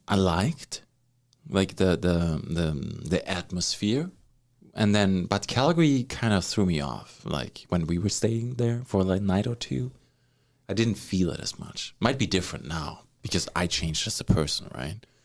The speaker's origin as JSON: {"language": "English", "country": "Germany", "moved": "yes", "lives_now": "Canada"}